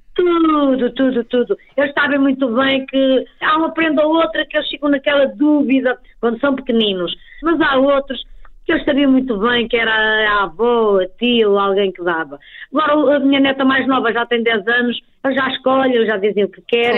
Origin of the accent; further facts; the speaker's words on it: Trás-os-Montes, Portugal; eu sou transmontana